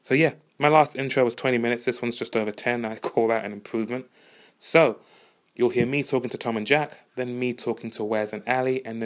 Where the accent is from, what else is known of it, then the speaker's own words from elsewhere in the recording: Uganda; moved away; I'm from Uganda